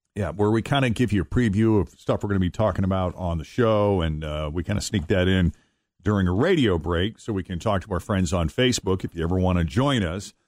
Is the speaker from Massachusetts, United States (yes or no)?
yes; Boston, Massachusetts, United States; I'm growing up in the Boston area